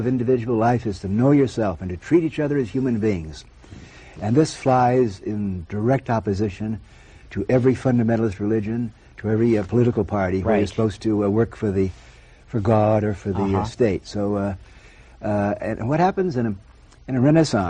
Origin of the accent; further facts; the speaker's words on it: western Massachusetts, United States; moved away as an adult; I spent my first 18 years in a very small town in western Massachusetts